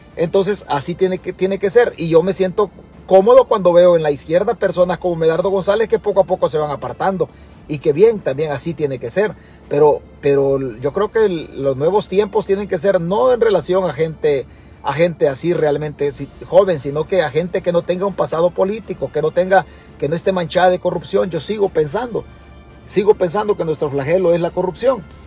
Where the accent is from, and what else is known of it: El Salvador